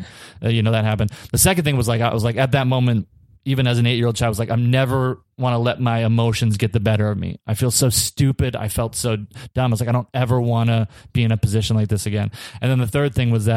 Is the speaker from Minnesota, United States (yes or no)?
yes; Minnesota, United States; we're from Minnesota